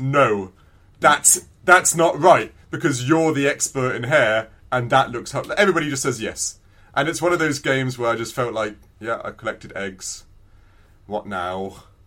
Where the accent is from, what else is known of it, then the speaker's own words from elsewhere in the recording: England, United Kingdom; I'm English